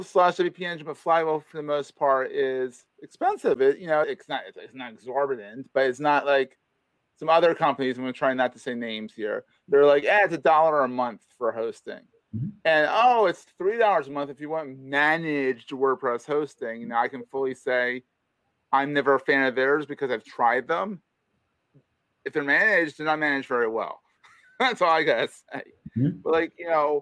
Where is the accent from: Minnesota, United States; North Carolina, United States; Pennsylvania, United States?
Pennsylvania, United States; Philadelphia; moved away; I am from Philadelphia